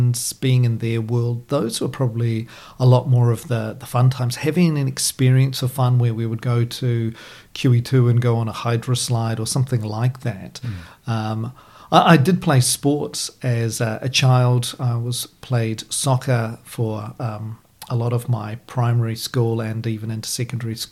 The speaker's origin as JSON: {"language": "English", "town": "Christchurch", "region": "Canterbury", "country": "New Zealand", "tie": "born or raised there", "said": "I was living here in Christchurch. In fact, I'm born and raised in Canterbury"}